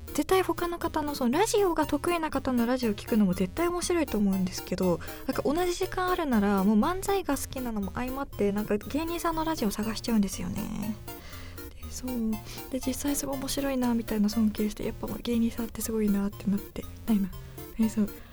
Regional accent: Yamagata, Japan; moved away; 私あの山形県出身なんですけど

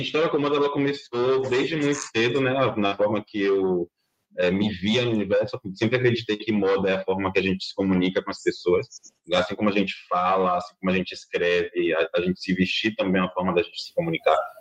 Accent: Salvador, Bahia, Brazil; nasci e criada aqui em Salvador, Bahia

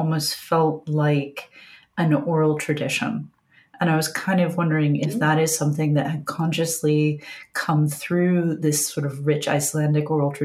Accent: Appalachia, United States; I grew up in Appalachia

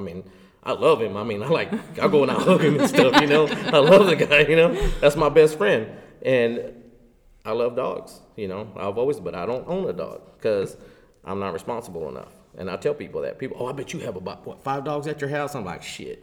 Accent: Lubbock, Texas, United States; now in Fort Worth, United States; I'm from Lubbock. I'm originally from Lubbock, West Texas, okay? And I'm actually from outside of Lubbock

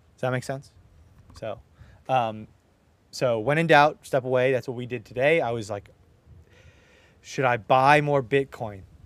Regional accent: Southern California, United States; I'm from SoCal

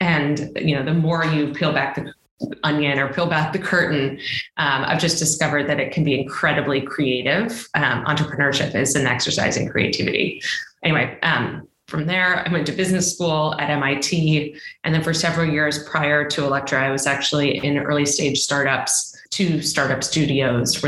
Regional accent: Boston, Massachusetts, United States; also born or lived in China; I am originally from Boston

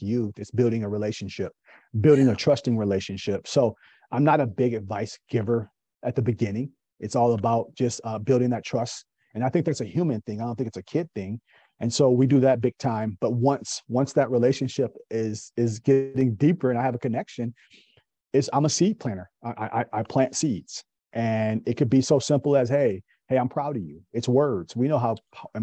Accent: Kalamazoo, Michigan, United States; moved away as an adult; now in Raleigh, United States; born and raised in Kalamazoo, Michigan.

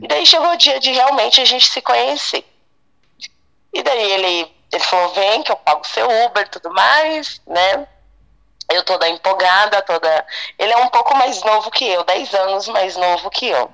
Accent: Bahia, Brazil; moved away; eu sou baiana

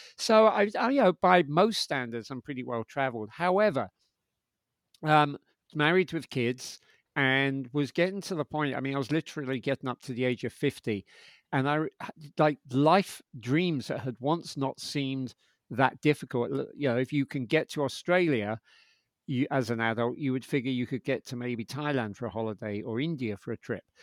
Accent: London, United Kingdom; moved away as an adult; also born or lived in New York; I'm from London, um, and I moved to New York in my twenties

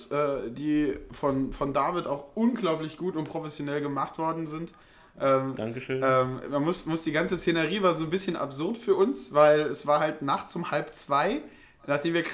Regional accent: Saarland, Germany; wie man bei uns im Saarland sagt.

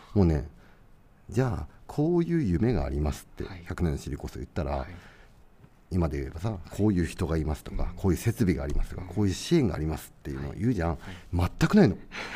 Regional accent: Tochigi, Japan; moved away as an adult; now in Nishiawakura, Japan; ともと僕栃木の出身

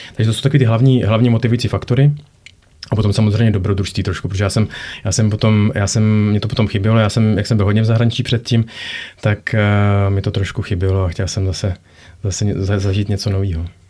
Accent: Prague, Czechia; moved away as an adult; also born or lived in United States / Belgium / Norway; now in Germany; pocházím původně z Prahy

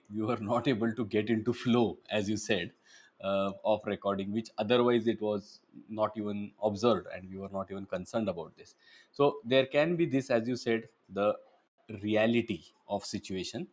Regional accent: Belgaum, Karnataka, India; now in Mumbai, India; my hometown and your hometown as well, Belgaum

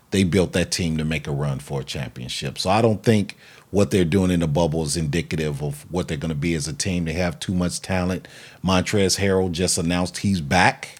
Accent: Chicago, Illinois, United States; we're from Chicago

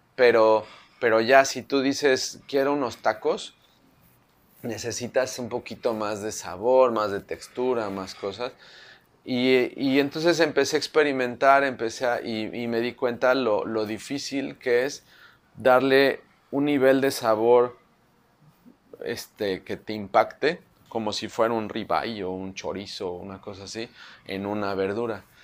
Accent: Mexico City, Mexico; soy de la Ciudad de México, ¿no? Entonces, pues nuestra nacionalidad nos la da no el lugar donde nacemos o donde vivimos, sino los sabores con los que crecemos, ¿no? Entonces, soy chilango

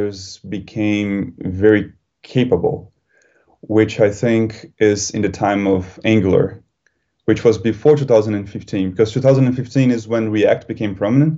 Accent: Brazil; moved away as an adult; also born or lived in Germany; now in London, United Kingdom; I am originally from Brazil, even though now I live in London. But before coming to London, I lived in Germany for 2 years.

